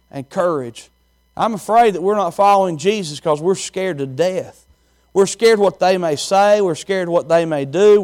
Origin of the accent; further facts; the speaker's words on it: Chilhowie, Virginia, United States; moved away; I'm from Chilhowee, Virginia. It's just a small town, country as they come